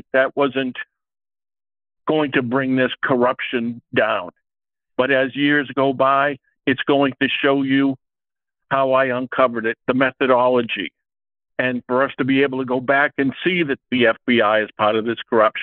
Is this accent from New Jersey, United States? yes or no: no; Salem, New Hampshire, United States; I come from New Hampshire. I was born in Salem, New Hampshire. My mother was the catechism teacher in Salem